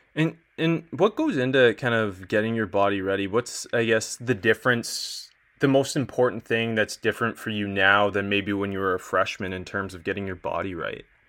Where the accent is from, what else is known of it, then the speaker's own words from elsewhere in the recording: Canada; I'm Canadian